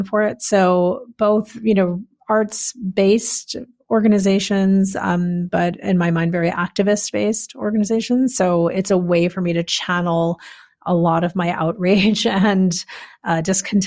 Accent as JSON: {"language": "English", "town": "Chicago", "region": "Illinois", "country": "United States", "tie": "born or raised there", "said": "I was raised outside of Chicago in the suburbs."}